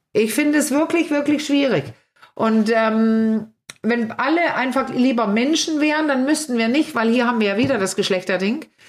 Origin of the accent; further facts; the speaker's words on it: Denmark; now in Germany; ich als Dänin